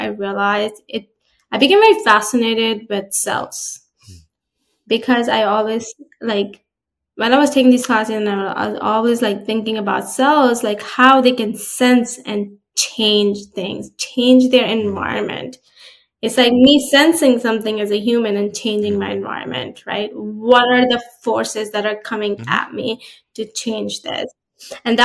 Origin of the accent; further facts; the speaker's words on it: New Jersey, United States; also born or lived in Florida; I'm from New Jersey.